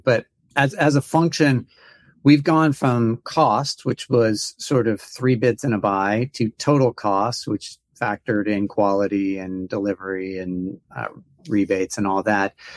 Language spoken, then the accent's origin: English; United States; an American